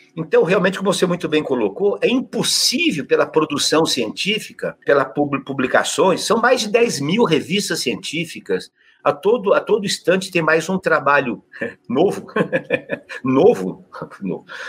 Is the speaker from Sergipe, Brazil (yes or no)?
no; Adamantina, São Paulo, Brazil; accent: caipira; moved away; Adamantina, que eu sou caipira